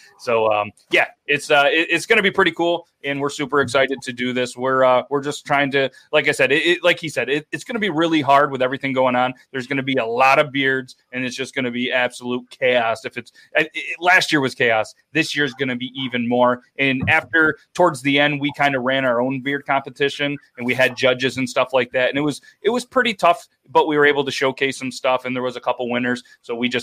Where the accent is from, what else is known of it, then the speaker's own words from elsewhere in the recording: United States; I'm American